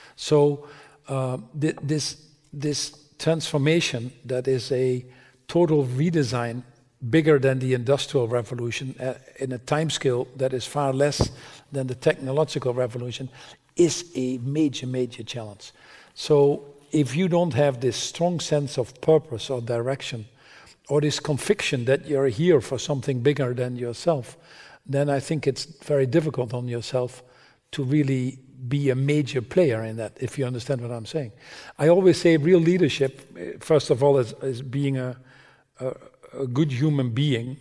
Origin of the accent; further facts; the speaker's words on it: Netherlands; I was born in the Netherlands